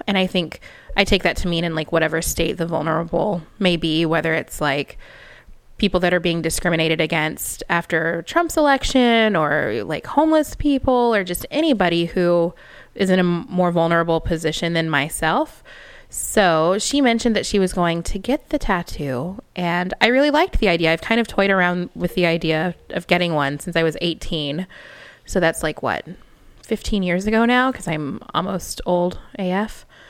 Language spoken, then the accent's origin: English; Texas, United States; growing up in Texas